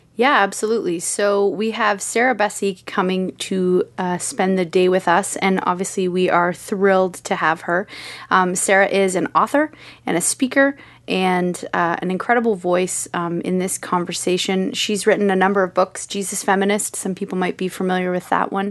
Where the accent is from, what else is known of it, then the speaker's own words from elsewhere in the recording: Kitchener, Ontario, Canada; I'm from K W.